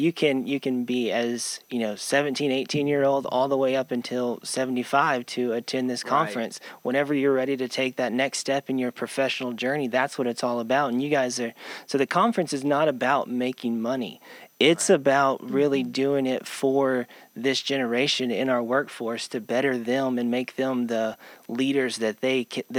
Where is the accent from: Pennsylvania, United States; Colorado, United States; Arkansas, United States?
Arkansas, United States; Northwest; I grew up here in Northwest Arkansas